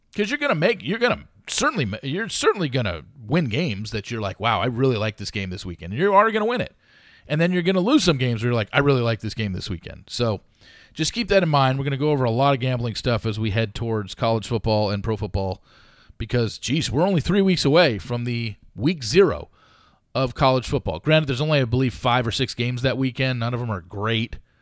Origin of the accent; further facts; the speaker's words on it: Southern California, United States; I grew up in Southern California